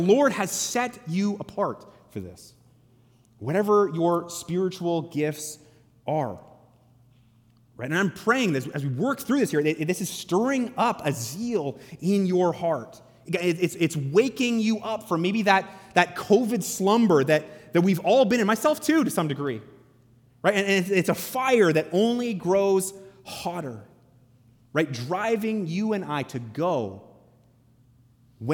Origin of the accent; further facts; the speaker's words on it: Canada; As Canadian Christians